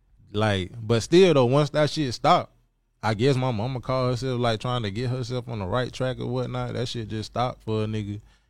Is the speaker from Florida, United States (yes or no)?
yes; St. Petersburg, Florida, United States; I'm from St. Petersburg, Florida. I wanted to say that too. When I say St. Petersburg, Florida, I be having to let people know we the fourth largest city in Florida